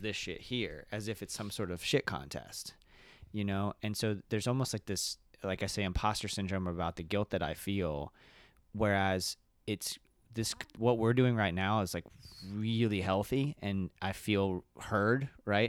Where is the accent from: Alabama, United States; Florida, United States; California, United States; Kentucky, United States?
Kentucky, United States; Elizabethtown; I was born in Elizabethtown, Kentucky